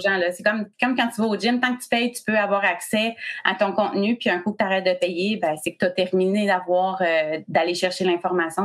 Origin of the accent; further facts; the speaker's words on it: Quebec, Canada; je suis du Québec